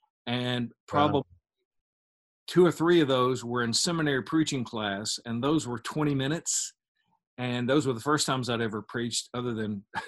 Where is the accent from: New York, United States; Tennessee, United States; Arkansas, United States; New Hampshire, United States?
Arkansas, United States; Osceola; Well, it was typical Americana. I mean, small town, county seat town in the South on the Mississippi River.